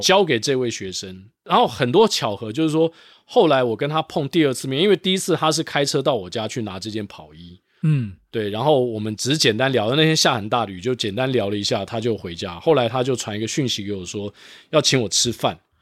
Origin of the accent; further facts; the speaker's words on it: Taiwan; also born or lived in Singapore; 我们台湾人